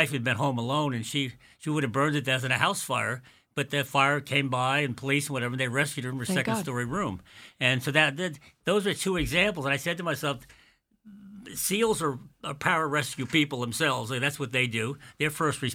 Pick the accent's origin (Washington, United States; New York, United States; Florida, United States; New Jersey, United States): New York, United States; Quogue; somebody I grew up with in Quag many years ago